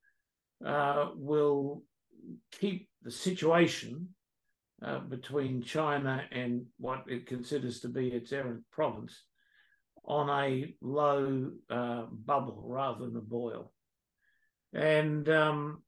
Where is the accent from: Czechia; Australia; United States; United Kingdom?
Australia; we as an Australian people